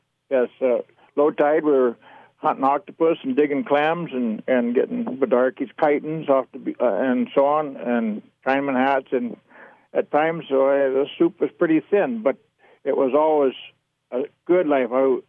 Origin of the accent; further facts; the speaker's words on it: Alaska, United States; also born or lived in Medford, Oregon; Actually, I was born here in Oregon. I was born down in Medford. My dad mustered out of the military after World War II there, and my folks bought property and so on. But you know, we went to Alaska when I was real young.